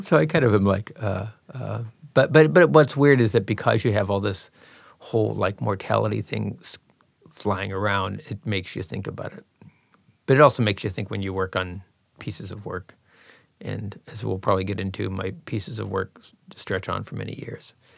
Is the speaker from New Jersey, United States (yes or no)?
no; Pittsburgh, Pennsylvania, United States; I grew up in Pittsburgh, P